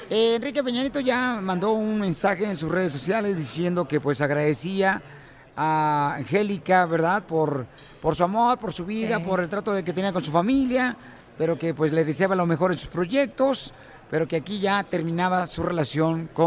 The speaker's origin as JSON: {"language": "Spanish", "town": "Guasave", "region": "Sinaloa", "country": "Mexico", "said": "No, yo soy de Guasave, Sinaloa."}